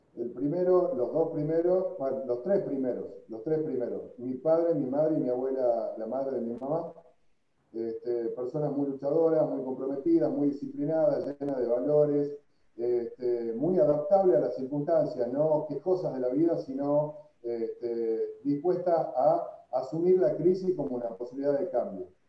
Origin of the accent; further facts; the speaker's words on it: Tucumán, Argentina; soy un tucumano, ante todo